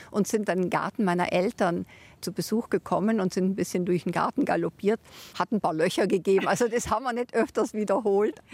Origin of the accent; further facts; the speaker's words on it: Trentino-Alto Adige, Italy; also born or lived in Bologna; Ja, also ich war auf der deutschen Schule. In Italien, in Südtirol kann man ja wählen, auf welche Schule man geht. Ich war auf der deutschsprachigen Schule, aber immer mit der Zweitsprache Italienisch